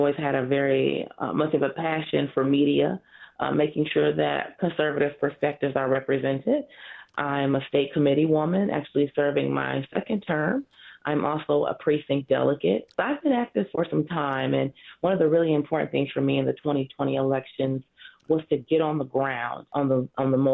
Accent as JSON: {"language": "English", "area": "South Oakland County", "region": "Michigan", "country": "United States", "said": "I'm from South Oakland County."}